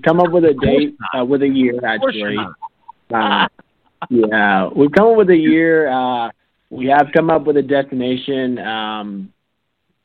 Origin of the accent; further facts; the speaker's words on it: Millstone, New Jersey, United States; moved away as an adult; also born or lived in Florida; now in Fairview Heights, United States; I'm originally from Millstone, New Jersey.